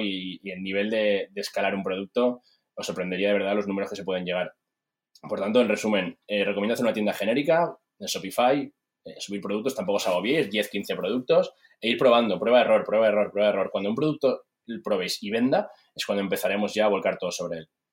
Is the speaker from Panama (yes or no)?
no; Spain; soy, soy español